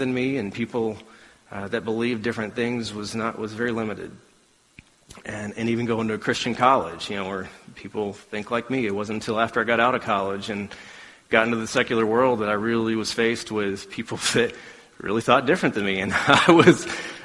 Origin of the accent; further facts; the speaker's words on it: Alabama, United States; growing up in Alabama